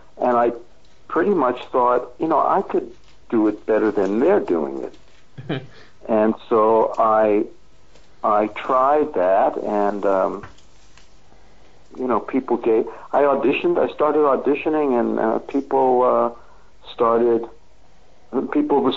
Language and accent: English; New York City, New York, United States; moved away as an adult; also born or lived in Los Angeles / San Francisco; now in Austria; I grew up in Queens, New York, part of the New York City education system